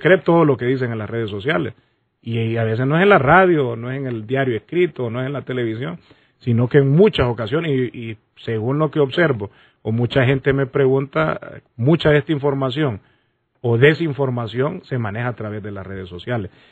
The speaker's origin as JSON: {"language": "Spanish", "country": "Honduras", "said": "nosotros como hondureños"}